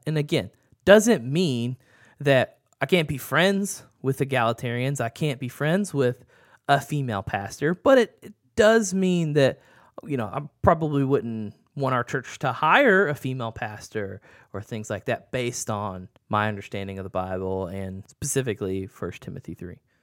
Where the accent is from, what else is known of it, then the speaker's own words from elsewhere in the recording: the South, United States; growing up in the South